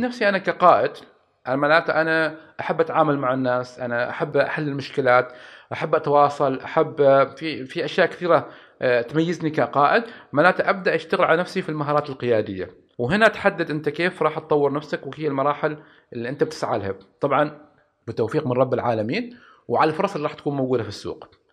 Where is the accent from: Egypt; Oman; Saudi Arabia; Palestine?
Oman; عندنا في عمان